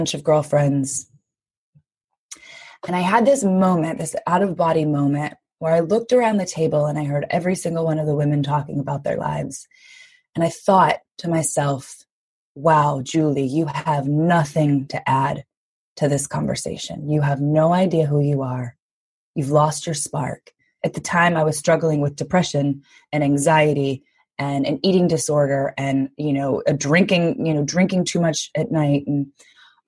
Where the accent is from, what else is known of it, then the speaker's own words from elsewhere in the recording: Louisiana, United States; I grew up in the South in the US, but in Louisiana